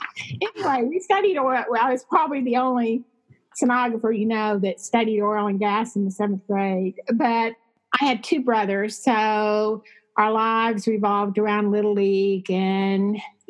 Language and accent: English; Midland, Texas, United States; moved away as an adult; also born or lived in Rochester / Lubbock, Texas; I grew up in West Texas in a town called Midland, Texas, which was a one industry town, oil and gas. It was relatively small during my childhood, maybe 40,000